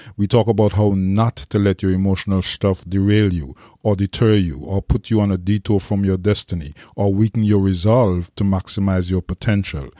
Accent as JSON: {"language": "English", "town": "St. John's", "region": "Saint John", "country": "Antigua & Barbuda", "tie": "born or raised there", "said": "I was raised in Green Bay, the poorest part of Antigua, in a neighborhood called the Mud."}